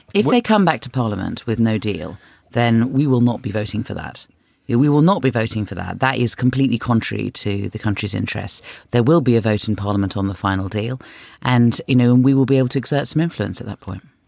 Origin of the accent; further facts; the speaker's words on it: London, United Kingdom; I'm from North London, and yeah, I bought my house 25 years ago